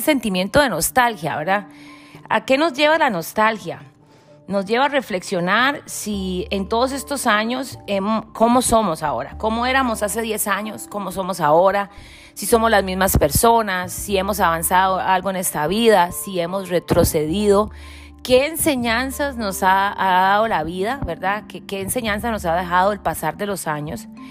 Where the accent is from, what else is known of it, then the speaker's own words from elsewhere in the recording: Costa Rica; moved away; cuando estaba en mi terruño, con mis raíces, con mis cosas, ¿verdad? En mi charco, como decimos en buen tico